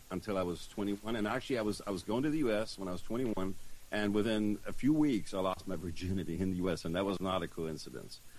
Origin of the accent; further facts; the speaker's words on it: Germany; born there; accent: German; also born or lived in Los Angeles; I was born in Germany uh, to a uh, German father, and if you can hear the funny accent, that's why I lived there for 10 years when I was a teenager